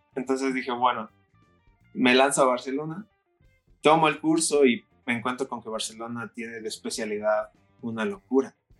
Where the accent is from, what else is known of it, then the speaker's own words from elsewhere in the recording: Puebla, Mexico; soy de la ciudad de Puebla